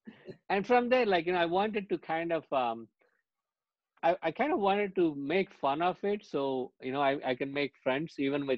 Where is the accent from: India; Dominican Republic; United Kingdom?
India; Growing up in India, one of the things is because I moved so much, I moved 14 schools by the time I hit fifth grade.